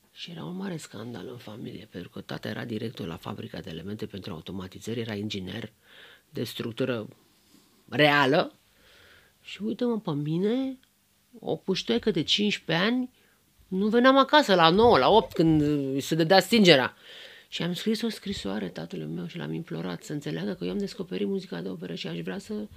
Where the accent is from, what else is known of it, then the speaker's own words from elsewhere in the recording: Romania; sunt româncă și sunt foarte fericită că sunt româncă